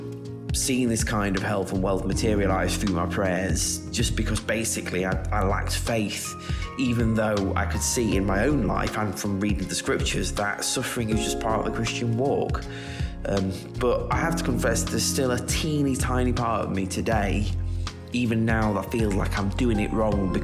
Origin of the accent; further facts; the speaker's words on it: United Kingdom; because we're British